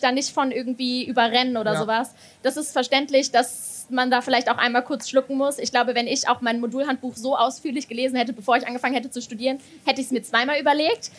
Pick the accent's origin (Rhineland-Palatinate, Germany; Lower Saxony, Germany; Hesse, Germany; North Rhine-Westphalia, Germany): North Rhine-Westphalia, Germany; Bonn; moved away as an adult; now in Mainz, Germany; ich komme ursprünglich aus Bonn